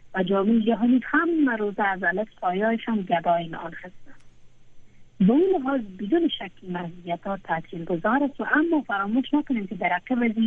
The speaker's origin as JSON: {"language": "Persian", "country": "Afghanistan", "tie": "born or raised there", "said": "ما به عنوان شهروند افغانستان که در 20 سال در دامن اجتماع افغانستان بزرگ شدیم"}